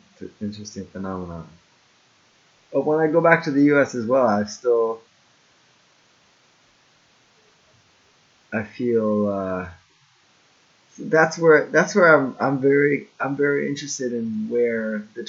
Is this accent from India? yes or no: no; Jamaica; that's when I first started stepping into owning my blackness and not just saying, oh, I'm Jamaican, dance hall, let me rock the colors and my family.